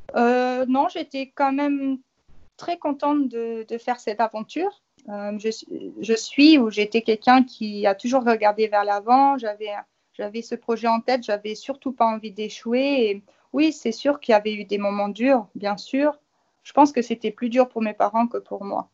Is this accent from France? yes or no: no; Luxembourg; je suis du Luxembourg